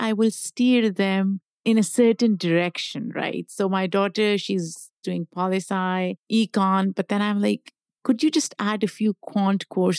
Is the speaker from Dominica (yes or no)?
no; Pakistan; Like, I grew up in Pakistan. A lot of people in my family were either engineers, doctors, yep. a few lawyers, but lawyers were frowned upon.